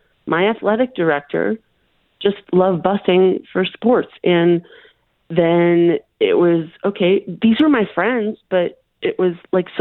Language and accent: English; Milwaukee, Wisconsin, United States; now in New Mexico, United States; I grew up in Milwaukee